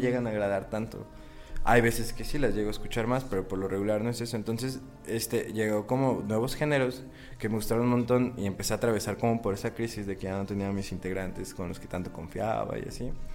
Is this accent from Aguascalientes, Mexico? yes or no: no; Michoacán, Mexico; also born or lived in Guadalajara; soy nacido en Guadalajara, pero toda mi vida he vivido en Michoacán